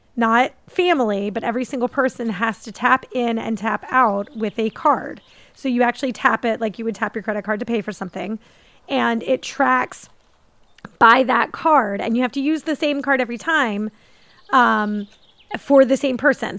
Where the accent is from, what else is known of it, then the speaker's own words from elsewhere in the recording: Philadelphia, Pennsylvania, United States; I grew up in Philadelphia